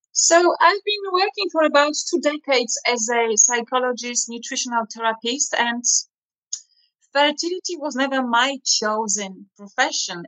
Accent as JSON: {"language": "English", "country": "Poland", "tie": "born or raised there", "also_born_or_lived": "Hungary / Germany / Russia", "moved": "as an adult", "lives_now": "London, United Kingdom", "said": "I was born and raised in Poland to Dutch Italian family, grandparents"}